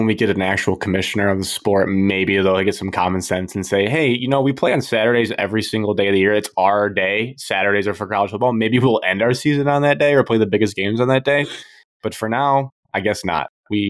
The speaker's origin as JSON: {"language": "English", "town": "Charlotte", "region": "North Carolina", "country": "United States", "said": "The coach must have forgot I was from Charlotte."}